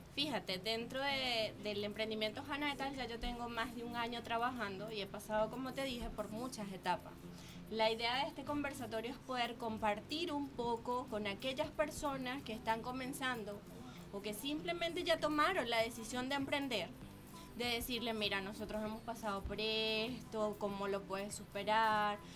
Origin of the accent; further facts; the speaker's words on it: Venezuela; now in Chile; salí de Venezuela